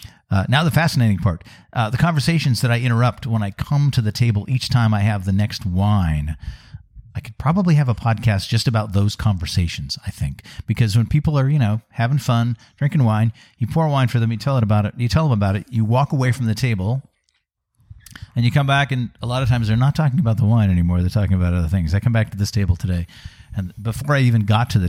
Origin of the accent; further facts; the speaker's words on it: Pacific Northwest, United States; I'm from the Pacific Northwest.